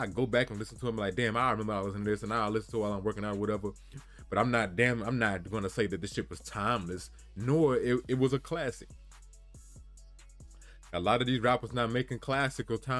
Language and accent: English; Chicago, Illinois, United States; I'm from Chicago